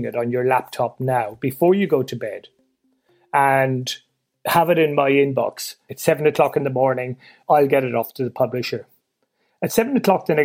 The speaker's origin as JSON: {"language": "English", "country": "Ireland", "tie": "born or raised there", "said": "I'm Irish born and raised, and we didn't grow up supporting England"}